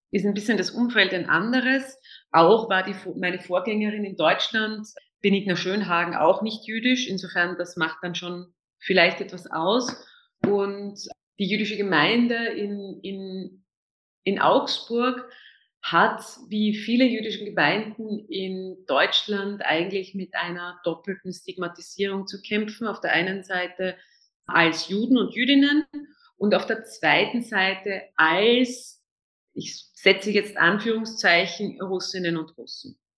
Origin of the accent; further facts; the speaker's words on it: Vienna, Austria; Also ähm, als Österreicherin, besonders als Wienerin, ist man äh, tatsächlich mit sehr vielen, sehr positiven Vorurteilen konfrontiert